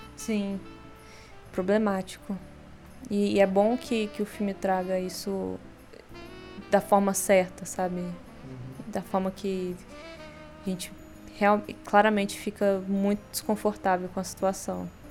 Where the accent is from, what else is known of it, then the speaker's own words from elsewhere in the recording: Brazil; a gente é brasileiro